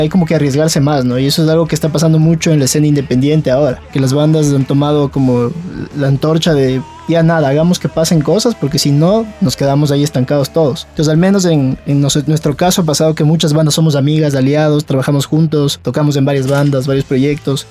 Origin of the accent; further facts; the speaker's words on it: Quito, Pichincha, Ecuador; vivimos rodeados de todas las montañas